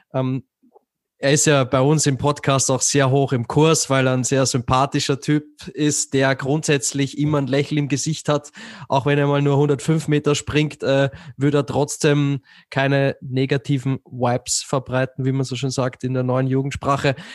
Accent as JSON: {"language": "German", "country": "Austria", "said": "als Österreicher"}